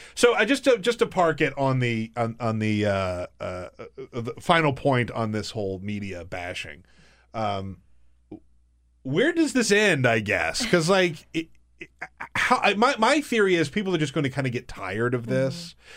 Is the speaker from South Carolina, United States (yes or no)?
yes; South Carolina, United States; moved away; I grew up in the South. I grew up in South Carolina.